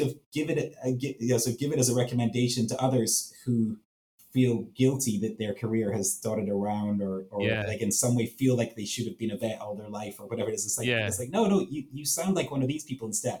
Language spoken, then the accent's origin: English; Edinburgh, Scotland, United Kingdom; moved away; my hometown in Edinburgh, Scotland